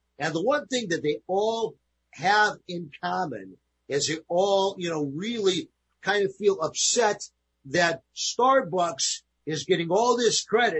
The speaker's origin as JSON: {"language": "English", "region": "New York", "country": "United States", "moved": "yes", "said": "I'm your host. I'm from New York originally"}